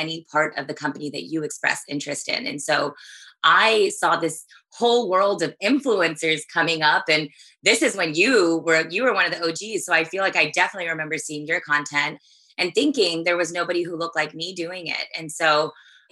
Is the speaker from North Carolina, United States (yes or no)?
no; Texas, United States; I grew up in Texas where I'm back at now